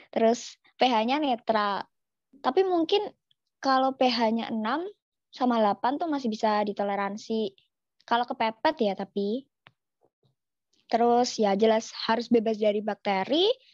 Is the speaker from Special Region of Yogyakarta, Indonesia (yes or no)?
yes; Yogyakarta, Special Region of Yogyakarta, Indonesia; aku nih kan orang Jogja